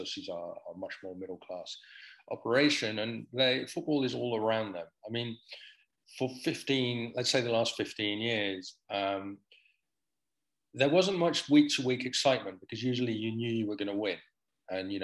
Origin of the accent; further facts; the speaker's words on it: Netherlands; I grew up in Holland